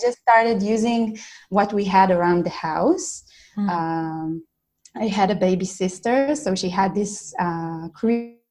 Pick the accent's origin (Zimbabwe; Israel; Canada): Israel; I'm from Israel.